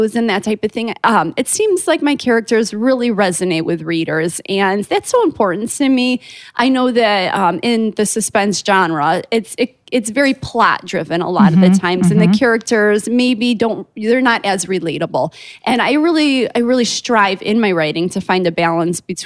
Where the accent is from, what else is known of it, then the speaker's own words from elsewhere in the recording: Chicago, Illinois, United States; I'm from Chicago